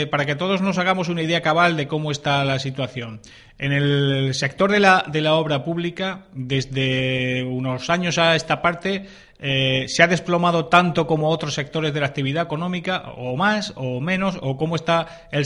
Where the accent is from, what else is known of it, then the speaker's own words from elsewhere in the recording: Region of Murcia, Spain; esto lo decimos nosotros porque somos murcianos